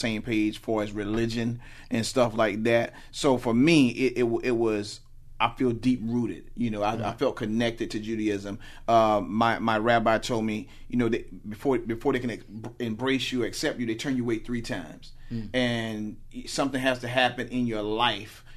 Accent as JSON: {"language": "English", "region": "the South", "country": "United States", "tie": "born or raised there", "said": "I'm from the Bible Belt. I grew up in the South"}